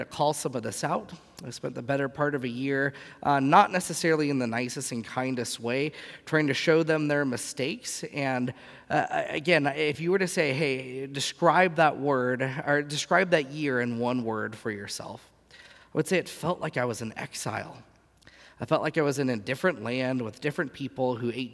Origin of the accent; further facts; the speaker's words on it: Southern California, United States; moved away; growing up in Southern California, the first half of my life